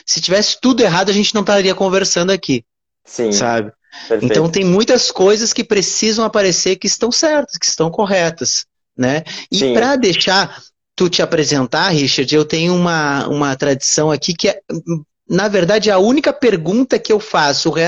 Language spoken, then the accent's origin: Portuguese; Uruguaiana, Rio Grande do Sul, Brazil; also born or lived in Porto Alegre; now in Rio de Janeiro, Brazil; eu moro no Rio de Janeiro hoje, né? Mas eu sou ah. gaúcho, ah. eu sou